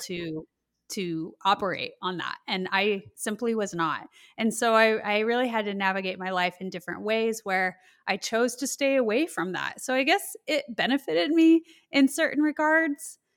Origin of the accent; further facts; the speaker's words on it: Colorado, United States; I grew up in Colorado, and so I experienced when I was in high school the Columbine school shootings